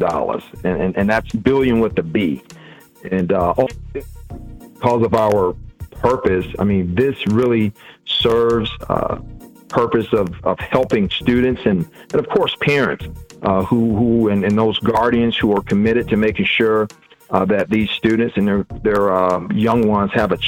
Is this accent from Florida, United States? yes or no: yes; Belle Glade, Florida, United States; also born or lived in Pahokee, Florida; I'm from Muck City, by way of Pahokee